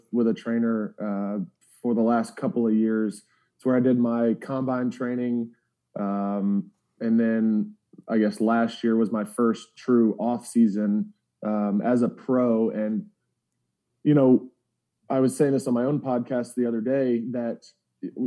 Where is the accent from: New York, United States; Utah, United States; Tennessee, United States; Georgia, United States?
Georgia, United States; Alpharetta; I grew up in Alpharetta, about an hour north of Atlanta